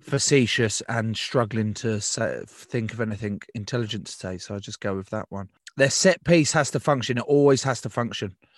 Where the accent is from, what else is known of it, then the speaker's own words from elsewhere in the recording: England, United Kingdom; as an Englishman